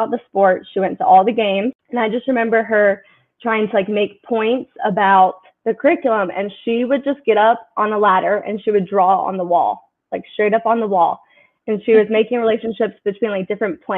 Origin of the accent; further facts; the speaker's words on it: Greensboro, North Carolina, United States; growing up in Greensboro, I went to a small private school for K through 8